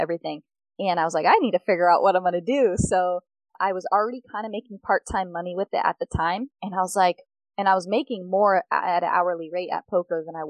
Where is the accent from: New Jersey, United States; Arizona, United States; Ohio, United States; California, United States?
Arizona, United States; Phoenix; Born and raised in Phoenix, Arizona